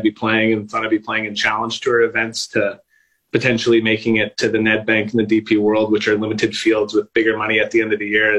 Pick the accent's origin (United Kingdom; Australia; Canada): Canada; I always carry around a backpack with a Canadian flag